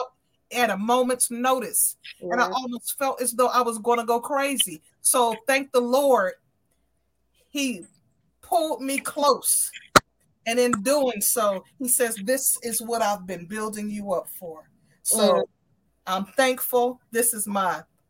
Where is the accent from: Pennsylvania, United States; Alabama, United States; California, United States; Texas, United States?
Pennsylvania, United States; Aliquippa; now in Williamsport, United States; I am from the city of Aliquippa, Pennsylvania. That's my hometown.